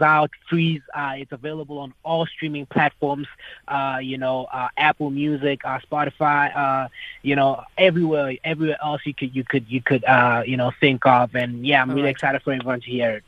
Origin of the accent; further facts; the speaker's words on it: Polokwane, Limpopo, South Africa; also born or lived in Johannesburg; in the north where I grew up in Polokwane, which is where I grew up